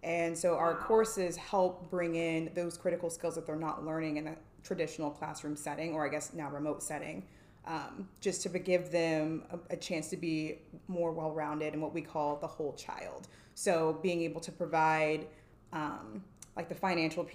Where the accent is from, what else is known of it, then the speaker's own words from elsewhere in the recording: Hays, Kansas, United States; moved away as an adult; also born or lived in San Antonio, Texas; now in Dallas, United States; So born and raised in Hays, Kansas. Small town. Yes. Small town, Western Kansas